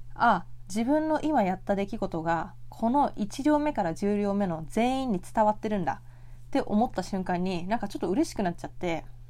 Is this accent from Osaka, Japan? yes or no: no; Tokyo, Japan; 東京生まれ東京育ちなので